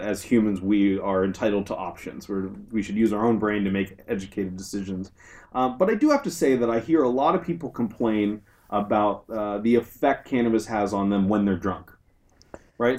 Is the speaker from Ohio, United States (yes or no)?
no; Southern California, United States; moved away as an adult; also born or lived in Berkeley; now in San Francisco, United States; I'm from Southern California originally